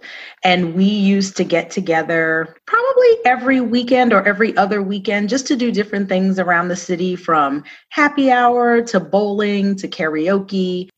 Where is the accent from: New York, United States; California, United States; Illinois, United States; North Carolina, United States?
New York, United States; Queens; moved away as an adult; I am a native New Yorker. I grew up in Queens, New York, and moved here right out of college.